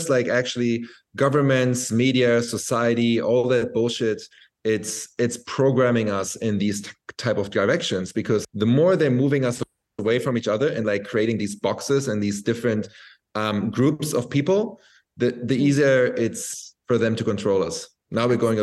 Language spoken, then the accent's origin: English; Berlin, Germany; moved away as an adult; now in Bali, Indonesia; I'm from Berlin